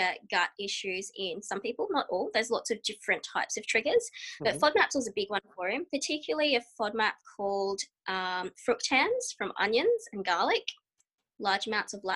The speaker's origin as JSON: {"language": "English", "country": "Australia", "said": "I am a dietitian from Australia"}